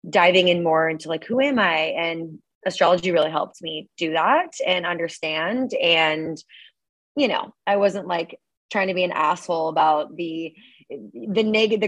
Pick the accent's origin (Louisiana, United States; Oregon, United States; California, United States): Oregon, United States; Portland; moved away as an adult; also born or lived in Grapevine, Texas / Seattle, Washington / Eugene, Oregon; now in San Diego, United States; I've lived in Oregon basically my whole life. But I was born in Dallas, Texas, whereabouts, somewhere in there. It's called Grapevine, if anybody knows that. And then moved over when I was like 3 to Portland